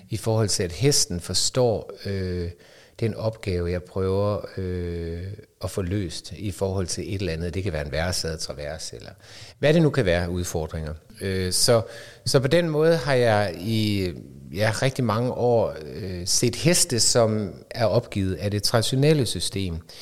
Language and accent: Danish; North Jutland, North Denmark Region, Denmark; moved away; also born or lived in Aarhus; jeg kommer fra Bundeland op i Nordjylland og boede på studeri